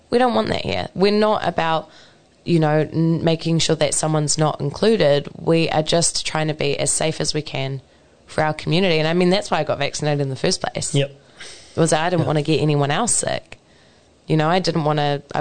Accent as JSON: {"language": "English", "town": "Maeroa", "region": "Waikato", "country": "New Zealand", "tie": "born or raised there", "said": "I grew up in Maeroa, so very, very close to Norton"}